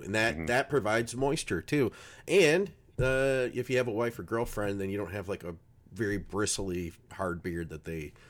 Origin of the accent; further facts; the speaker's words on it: Detroit, Michigan, United States; I'm from Detroit. I'm from Detroit.